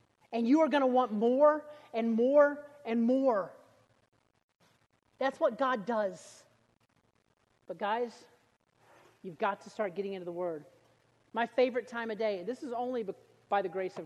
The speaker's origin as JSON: {"language": "English", "region": "Alabama", "country": "United States", "said": "I was from Alabama"}